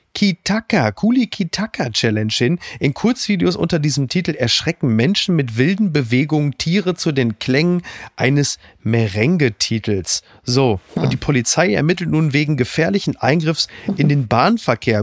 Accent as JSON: {"language": "German", "area": "Ruhr area", "region": "North Rhine-Westphalia", "country": "Germany", "said": "Ich komme aus dem Ruhrgebiet."}